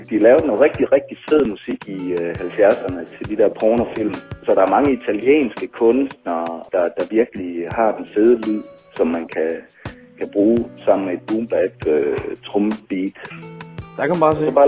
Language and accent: Danish; Silkeborg, Central Denmark Region, Denmark; en rapper her fra Silkeborg, hvor jeg kommer fra.